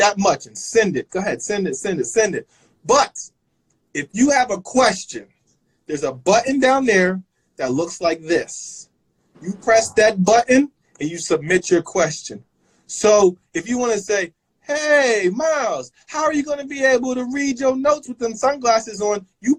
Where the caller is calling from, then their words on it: Jersey City, New Jersey, United States; I'm checking in from Jersey City.